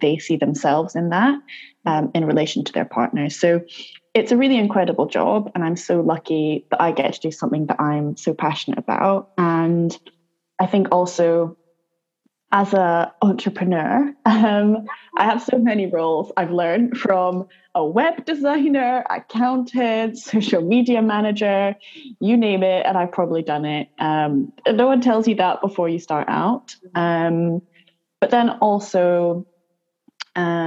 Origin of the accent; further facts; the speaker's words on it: Edinburgh, Scotland, United Kingdom; also born or lived in Southwest London; now in London, United Kingdom; I'm currently based in Southwest London. So originally I'm from Edinburgh, hence the peculiar accent.